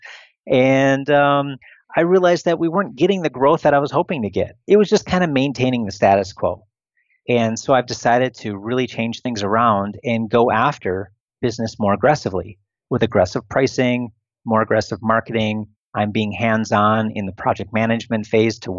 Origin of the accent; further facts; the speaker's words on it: Wisconsin, United States; moved away as an adult; also born or lived in Italy / China / Arizona / Philippines; now in Romania; outside of my home state, outside of Wisconsin